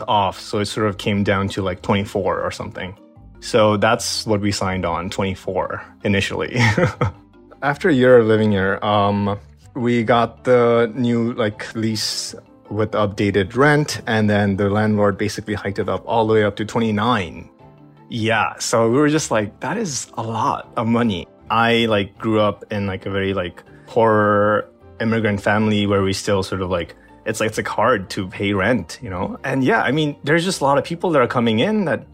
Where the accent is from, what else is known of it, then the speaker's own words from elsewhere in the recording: New York City, New York, United States; also born or lived in Bushwick; I am from Queens. I currently live in Bushwick